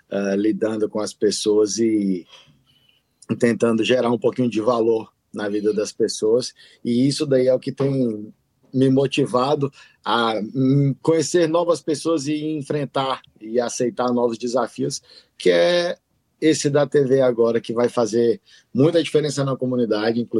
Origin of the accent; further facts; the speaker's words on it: Brasília, Federal District, Brazil; moved away as an adult; now in Japan; tenho 35 anos, sou de Brasília, estou aqui no Japão desde 2016.